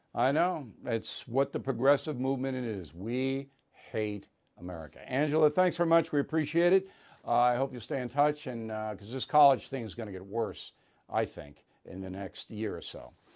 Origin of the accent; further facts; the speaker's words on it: New York, United States; also born or lived in Boston; I'm from New York.